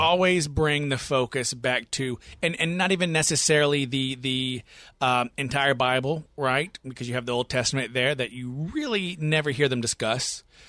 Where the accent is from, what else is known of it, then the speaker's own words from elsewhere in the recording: the South, United States; born and raised in the South